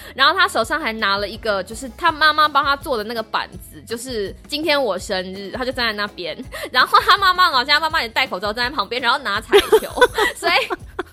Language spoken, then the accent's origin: Chinese; Taiwan; moved away as an adult; now in United States; 我从台湾来的